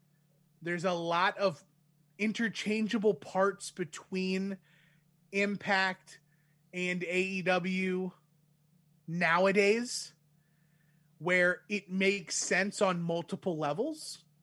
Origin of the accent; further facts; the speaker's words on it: Winnipeg, Manitoba, Canada; I'm from Winnipeg, you idiot.